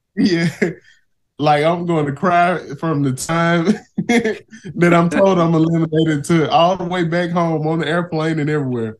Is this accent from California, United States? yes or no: no; Shelby, Mississippi, United States; I'm from the Mississippi Delta. Small town called Shelby.